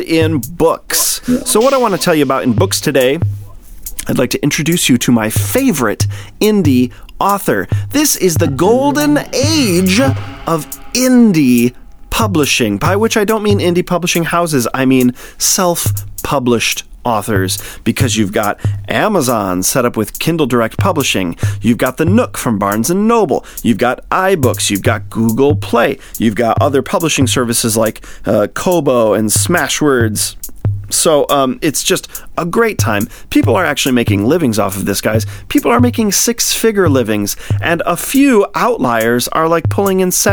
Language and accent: English; Michigan, United States; moved away; I'm from Michigan, born and bred, even though I don't live there now